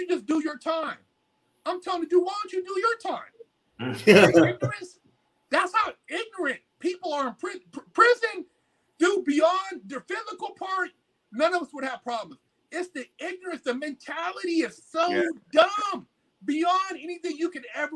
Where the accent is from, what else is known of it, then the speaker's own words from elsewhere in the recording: California, United States; I'm from California